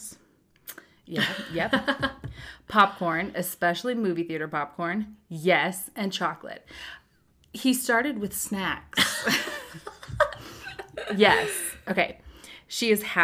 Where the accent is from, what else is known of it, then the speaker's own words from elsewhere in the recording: Kansas City, United States; We are from Kansas City.